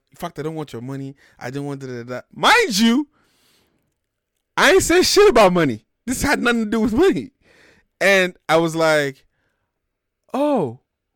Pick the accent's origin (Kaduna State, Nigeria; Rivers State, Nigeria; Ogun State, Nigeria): Ogun State, Nigeria; Sagamu; also born or lived in Lagos; my hometown, which is in Sagamu, which is like an hour outside Lagos